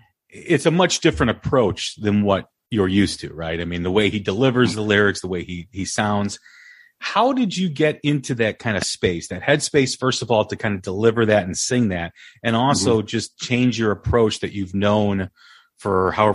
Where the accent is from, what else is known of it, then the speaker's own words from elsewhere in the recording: Des Plaines, Illinois, United States; I grew up in Des Plaines, which is about 10, 15 minutes outside of Chicago on the north side.